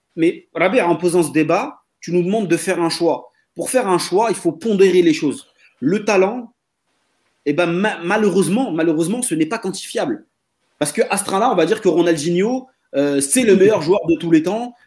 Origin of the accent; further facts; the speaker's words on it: Marseille, Provence-Alpes-Côte d'Azur, France; en tant que Marseillais